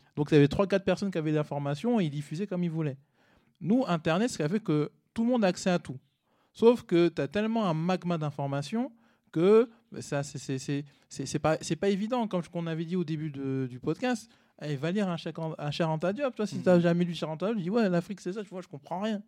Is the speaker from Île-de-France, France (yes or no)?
yes; Cergy-Pontoise, Île-de-France, France; also born or lived in Paris; je suis né à Paris, j'ai grandi à Sergi pontoise